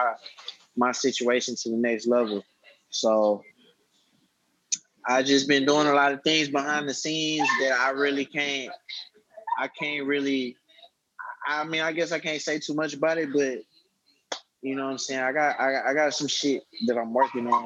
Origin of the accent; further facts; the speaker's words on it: Houston, Texas, United States; I'm from Texas, so I grew up listening to a lot of people from the South